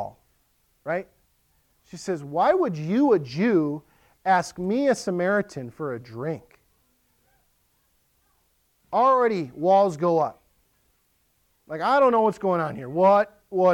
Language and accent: English; Western Wisconsin, United States; now in Lakeland, MN, United States; I grew up in Western Wisconsin.